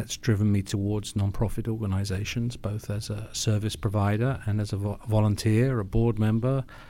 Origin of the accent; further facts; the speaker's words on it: London, United Kingdom; moved away as an adult; now in United States; I'm from London, England.